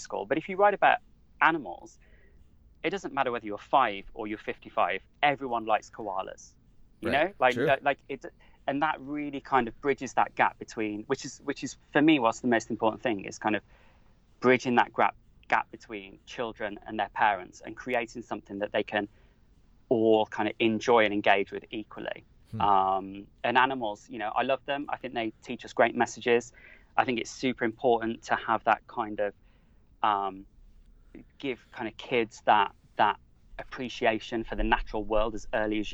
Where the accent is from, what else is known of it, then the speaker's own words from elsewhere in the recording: Wolverhampton, West Midlands, United Kingdom; now in Devon, United Kingdom; I grew up in Wolverhampton, which is smack bang in the middle of the country